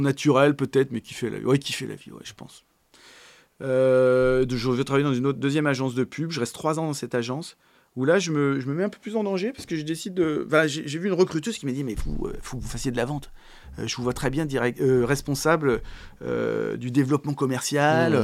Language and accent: French; Paris, Île-de-France, France; also born or lived in Boulogne-Billancourt; je suis parisien. Alors, je suis né à Boulogne-Billancourt. Euh, j'ai grandi à Paris, puis en très proche banlieue parisienne